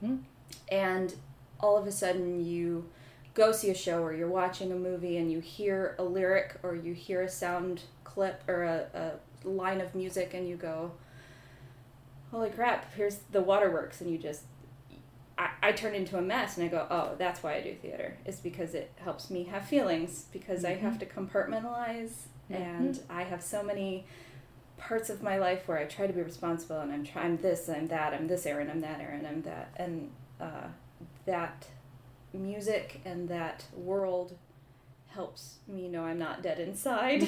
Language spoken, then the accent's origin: English; Rockton, Illinois, United States; I am originally from Rockton, Illinois, which is a little town on the northern border of Illinois and Wisconsin.